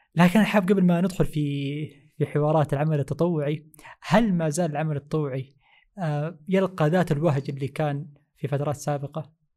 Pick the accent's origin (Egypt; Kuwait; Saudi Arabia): Saudi Arabia; Jeddah, Makkah Province; نحن عندنا في جدة